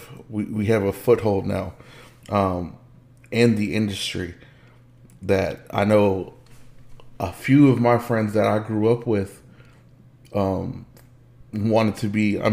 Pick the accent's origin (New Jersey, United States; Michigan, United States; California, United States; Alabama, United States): California, United States; Los Angeles; born there; y'all know you guys know that I'm from Los Angeles, California. Born, not raised.